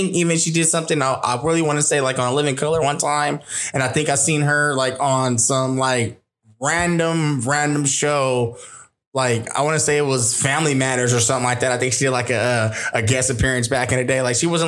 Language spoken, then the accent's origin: English; Inglewood, California, United States; I'm originally from Los Angeles, Inglewood, California.